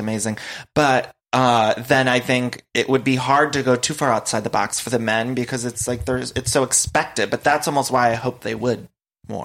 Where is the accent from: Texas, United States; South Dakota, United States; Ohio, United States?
Ohio, United States; growing up in Ohio